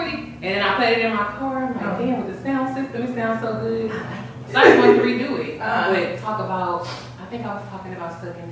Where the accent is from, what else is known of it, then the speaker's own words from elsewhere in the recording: Los Angeles, California, United States; I grew up South Central